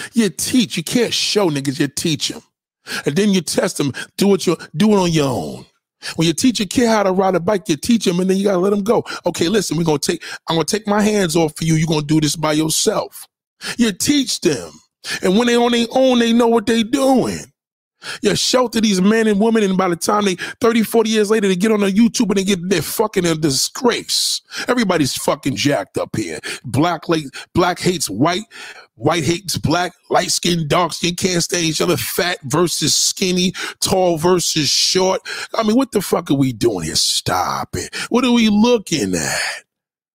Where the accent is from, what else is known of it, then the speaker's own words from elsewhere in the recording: New York, United States; I'm a New Yorker